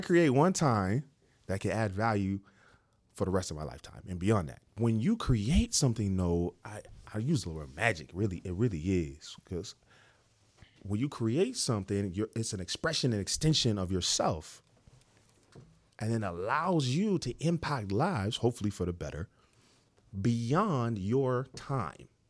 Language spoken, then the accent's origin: English; Dayton, Ohio, United States; moved away as an adult; also born or lived in Cincinnati, Ohio; now in Atlanta, United States; I grew up in Ohio. uh, Dayton, Ohio.